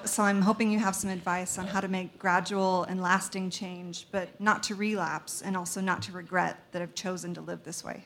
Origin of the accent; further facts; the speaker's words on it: Salt Lake City, Utah, United States; I'm from Salt Lake